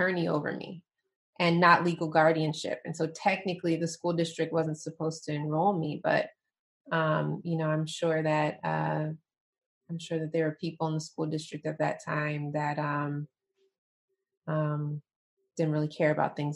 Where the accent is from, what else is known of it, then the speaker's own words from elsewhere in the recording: Southeast Michigan, United States; also born or lived in Atlanta, Georgia; Born and raised in Michigan